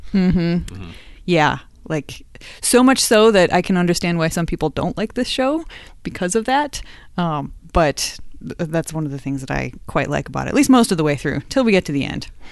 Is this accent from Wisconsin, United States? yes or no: yes; Madison, Wisconsin, United States; I am from Madison, Wisconsin